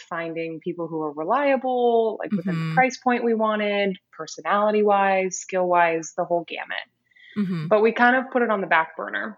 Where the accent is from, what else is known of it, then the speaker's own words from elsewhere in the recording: Las Vegas, Nevada, United States; I was born and raised in Las Vegas